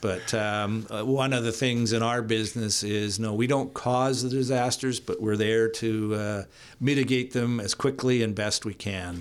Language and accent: English; Hope, British Columbia, Canada; I grew up in Hope